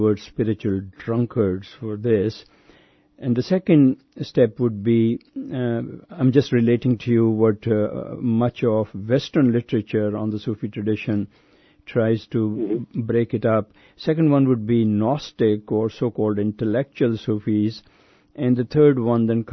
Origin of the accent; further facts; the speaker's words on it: Pakistan; I'm from Pakistan